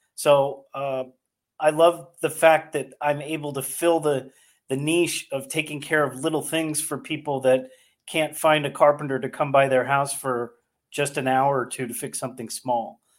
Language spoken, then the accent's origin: English; Northern California, United States; now in Delaware County, United States; I grew up in Northern California